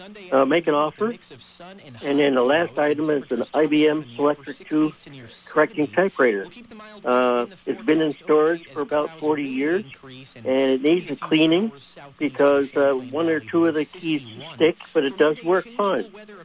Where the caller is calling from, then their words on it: Burlington, Vermont, United States; In Burlington.